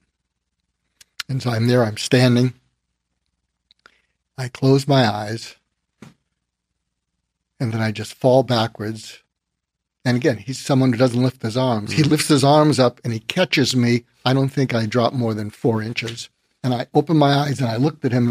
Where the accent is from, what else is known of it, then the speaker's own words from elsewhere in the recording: Boston, Massachusetts, United States; moved away as an adult; also born or lived in Berkeley, California / Topeka, Kansas; I grew up in Boston